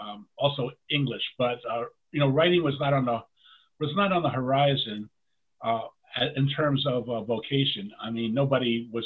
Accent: New York City, New York, United States; moved away as an adult; also born or lived in Queens / Manhattan / Brooklyn; I grew up in the Tallentine area, University Avenue, Fordham Road, right around there, University Heights.

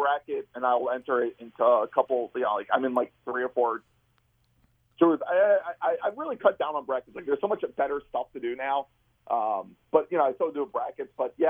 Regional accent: East Coast, United States; I'm not from Kentucky. I'm from the East Coast

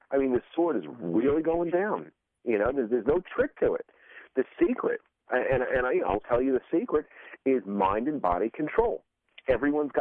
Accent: New York City, New York, United States; I grew up in Coney Island

